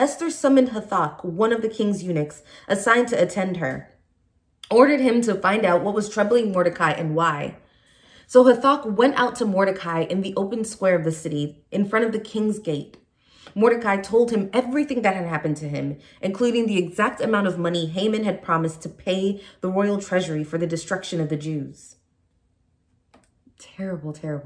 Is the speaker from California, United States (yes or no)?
yes; San Francisco, California, United States; moved away; also born or lived in Nigeria; I was born in Nigeria, and I grew up in San Francisco, California